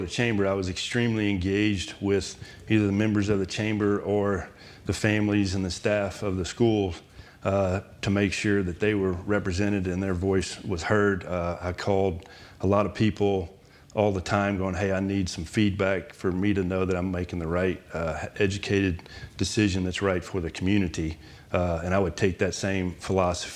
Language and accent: English; Huntsville, Texas, United States; I grew up in Huntsville, Texas, and then I went away to TCU to school and moved back home